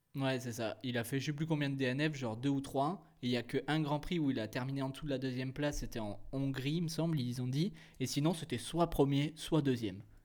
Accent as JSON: {"language": "French", "country": "France", "said": "on est français"}